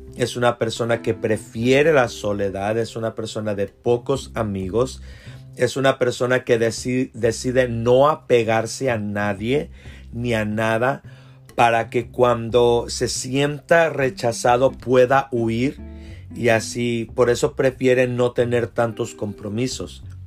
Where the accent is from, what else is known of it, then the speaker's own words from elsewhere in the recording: South Texas, United States; como decimos nosotros acá en el sur de Texas